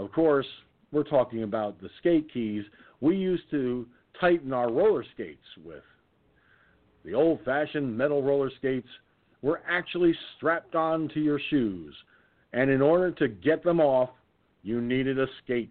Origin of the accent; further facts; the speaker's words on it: Peekskill, New York, United States; Peekskill, New York, my hometown